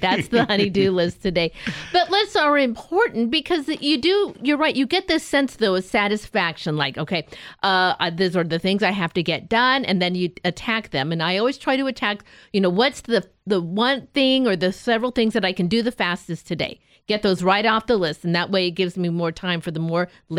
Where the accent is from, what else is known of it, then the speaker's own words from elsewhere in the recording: Escondido, California, United States; I want to be from Independence. I'm not. I'm from Escondido.